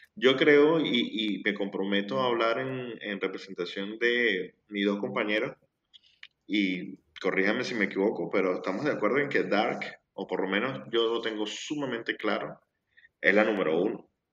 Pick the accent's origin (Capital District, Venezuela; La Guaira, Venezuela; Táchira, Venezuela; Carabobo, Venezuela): La Guaira, Venezuela; now in Argentina; Yo soy de La Guaira. Es lo que no sepan que es La Guaira, es una zona costera de Venezuela.